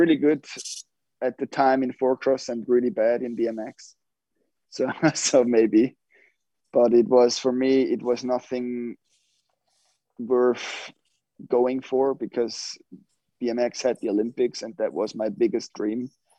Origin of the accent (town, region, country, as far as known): Switzerland; born or raised there